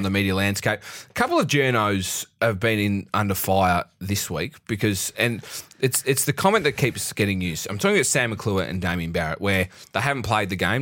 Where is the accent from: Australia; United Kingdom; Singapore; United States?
Australia; we're Australian